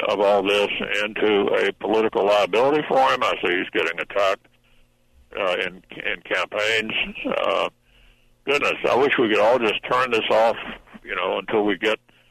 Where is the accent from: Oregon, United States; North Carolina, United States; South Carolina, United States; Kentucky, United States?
Kentucky, United States; Louisville; A great company in my hometown, Humana, a health insurance company